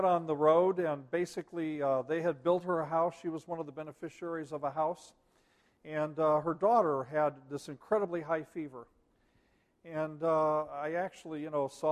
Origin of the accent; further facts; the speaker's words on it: United States; as an American